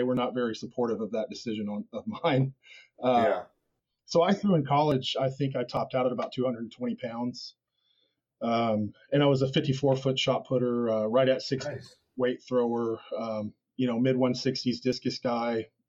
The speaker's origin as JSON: {"language": "English", "town": "Wichita", "region": "Kansas", "country": "United States", "said": "Wichita, Kansas."}